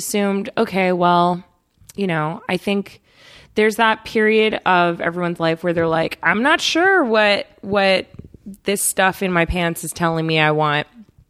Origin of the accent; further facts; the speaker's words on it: Redlands, California, United States; also born or lived in East Coast, United States; I was born on the East Coast, and then I moved when I was really little to a town called Redlands, which is an mm-hmm. hour east of here.